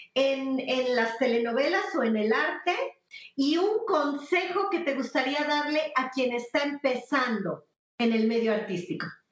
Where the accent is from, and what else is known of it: Mexico